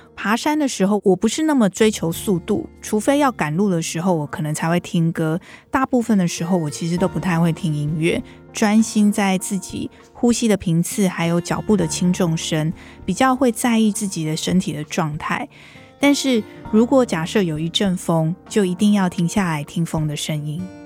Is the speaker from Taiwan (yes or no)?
yes; Taipei, Taiwan; 我是台北人